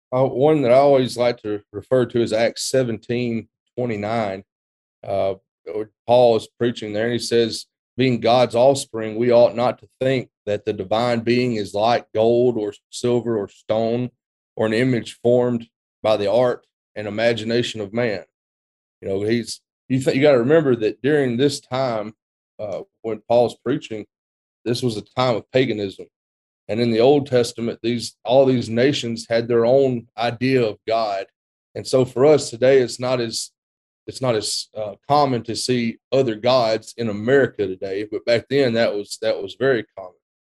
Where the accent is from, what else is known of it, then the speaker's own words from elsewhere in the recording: West Alabama, United States; moved away as an adult; also born or lived in Memphis, Tennessee; now in Roscoe, Texas, United States; I'm originally from West Alabama, not too far from where Houston grew up